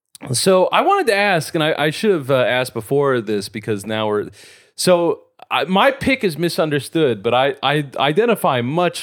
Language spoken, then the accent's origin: English; Chicago, Illinois, United States; And I would feel like, I'm from Chicago. I was born there.